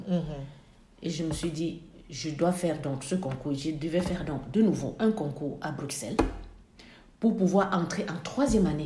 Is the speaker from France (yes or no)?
no; Côte d’Ivoire; Alors, moi, je venais de la Côte d'Ivoire